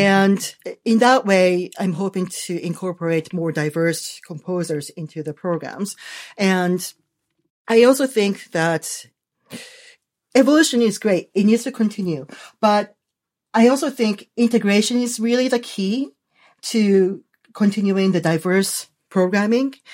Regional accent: Japan; moved away; I was born in Japan

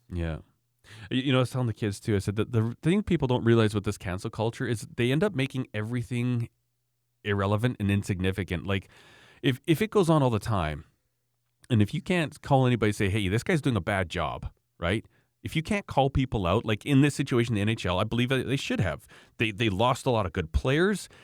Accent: Canada

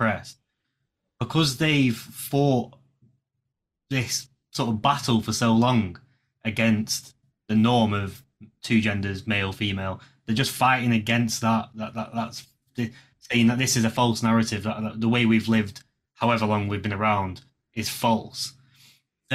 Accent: England, United Kingdom; technically I was born in England, but my heritage is Indian

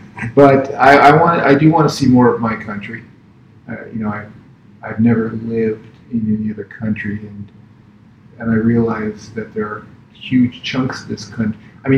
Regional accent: California, United States; I mean, I grew up in Southern California.

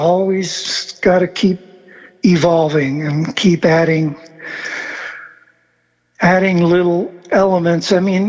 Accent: Argentina; born there; also born or lived in South America / São Paulo, Brazil; Yeah, and I grew up in South America. I was born in Argentina.

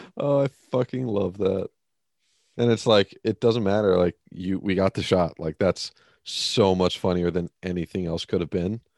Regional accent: United States; as an American

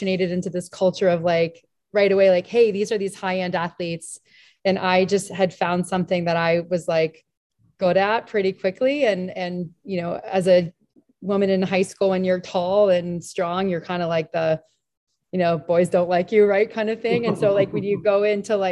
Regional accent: Dover, New Hampshire, United States; also born or lived in Pennsylvania / Connecticut / Rhode Island; now in New Hampshire, United States; I grew up junior high and high school about 2 hours east of here, down over in Dover, New Hampshire

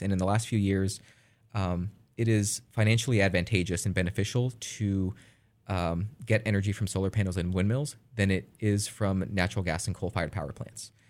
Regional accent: California, United States; I'm from California

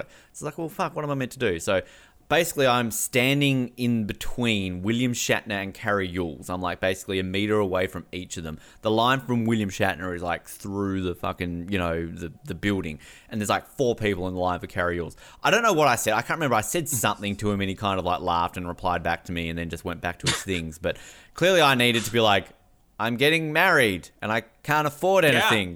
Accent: Australia

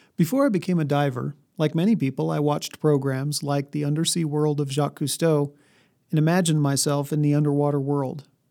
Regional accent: New Mexico, United States; also born or lived in Colorado; I grew up in New Mexico and Colorado, a thousand miles from any ocean.

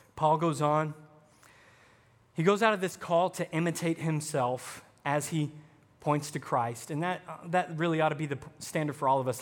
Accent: the South, United States; now in Wisconsin, United States; I'm from the South

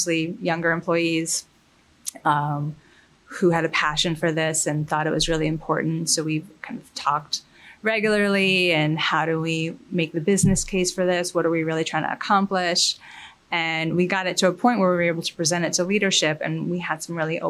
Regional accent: Mount Kisco, New York, United States; also born or lived in Florence, Italy / London, United Kingdom; So I grew up in Westchester in Mount Kisco, and which is actually unintentionally where I live now

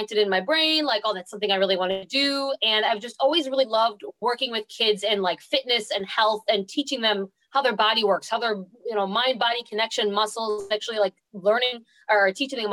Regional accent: New York, United States; moved away as an adult; now in Florida, United States; I moved from New York to Florida in 2012 because I got the job

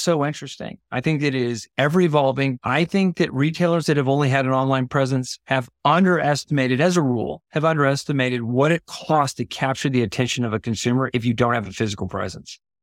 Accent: Houston, Texas, United States; I grew up in Houston

